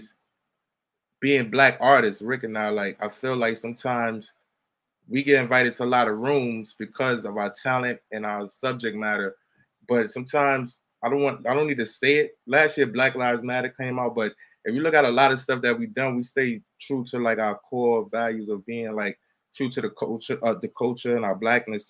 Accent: New York City, New York, United States; growing up in the Bronx, like most of the people. Shout out to my block, the Bronx

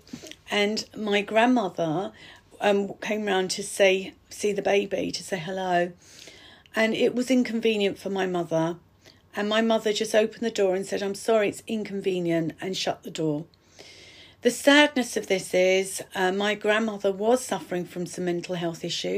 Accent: Ilford, London, United Kingdom; also born or lived in Hornchurch; I was born in Sunnyside Road in Ilford.

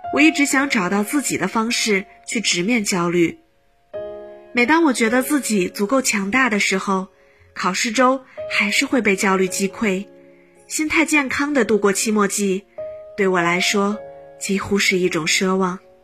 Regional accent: Huzhou, Zhejiang, China; moved away as an adult; now in Nanjing, China; 来自浙江湖州。我在南京大学，距离我的家乡二百一十三公里

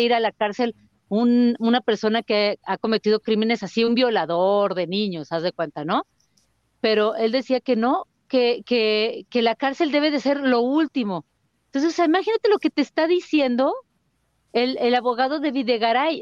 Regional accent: Mexico; el Estado somos los mexicanos

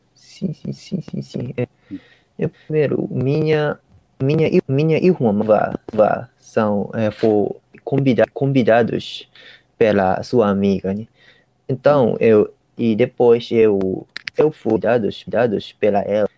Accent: Ishikawa, Japan; Portuguese is a second language; now in Tokyo, Japan; eu sou de, eu sou de Ishikawa, é, interior do Japão

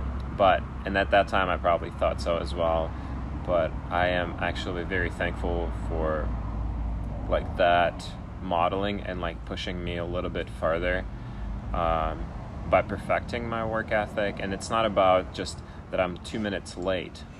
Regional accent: Ukraine; now in Portland, United States; I grew up in Ukraine

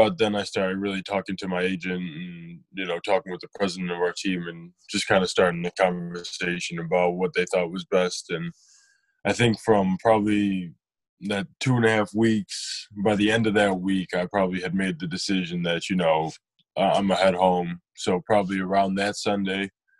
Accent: Detroit, Michigan, United States; growing up around Detroit

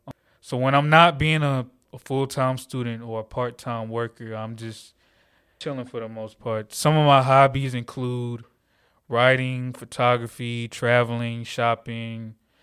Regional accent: Atlanta, Georgia, United States; I'm 21 years old. I'm from Atlanta, Georgia, born and raised.

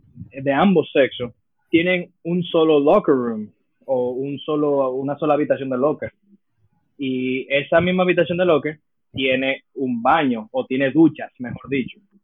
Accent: United States; now in Dominican Republic; Yo me crié en Estados Unidos una gran parte de mi vida, poder decir fácilmente que la mitad de mi vida. Yo la viví en Estados Unidos, nací allá

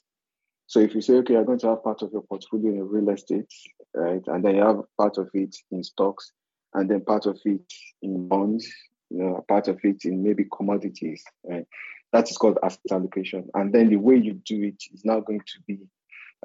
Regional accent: Niger Delta, Nigeria; I'm from the Niger Delta

